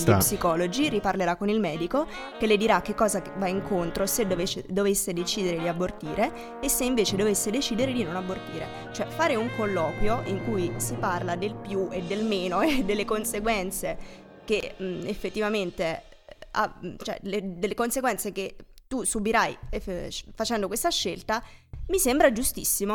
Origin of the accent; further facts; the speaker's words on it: Molise, Italy; sono molisana